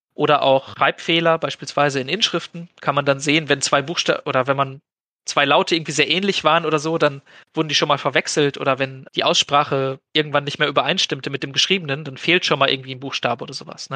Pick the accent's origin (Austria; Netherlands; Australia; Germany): Germany; accent: German; ich spreche halt dann mit einem gewissen deutschen Akzent